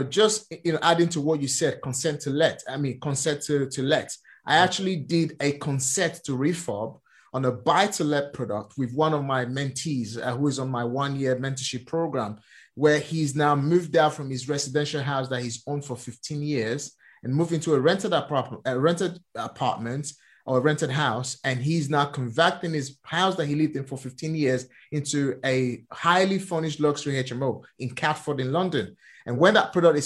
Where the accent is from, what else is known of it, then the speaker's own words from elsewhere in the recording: Nigeria; moved away; I'm born and raised in Nigeria